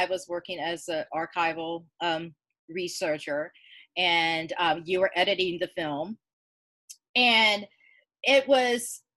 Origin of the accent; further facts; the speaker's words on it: Georgia, United States; Growing up in Georgia